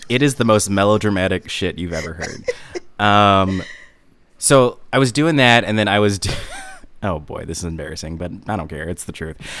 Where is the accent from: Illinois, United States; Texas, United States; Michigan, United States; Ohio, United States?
Illinois, United States; Lombard; I am from Lombard, Illinois